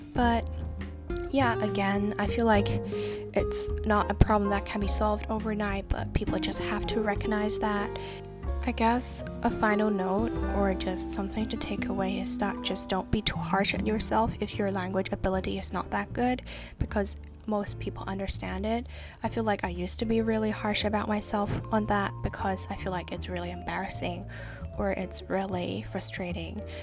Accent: Hong Kong; I'm from Hong Kong and um, I'm studying law

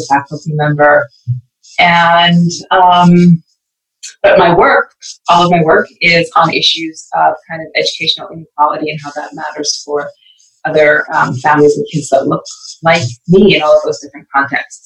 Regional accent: Edmonton, Alberta, Canada; born or raised there; also born or lived in Belize

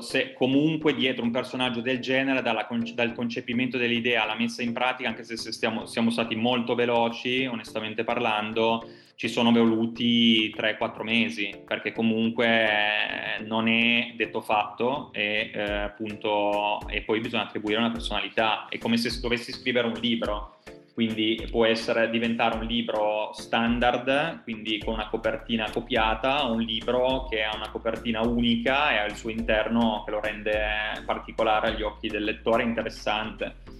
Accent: Turin, Piedmont, Italy; noi siamo i, eh, italiani, ma in primis eh, siamo di Torino

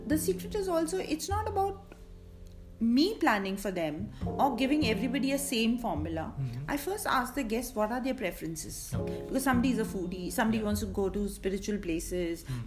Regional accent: Mumbai, Maharashtra, India; now in Amritsar, India; I come from Bombay, settled in Amritsar

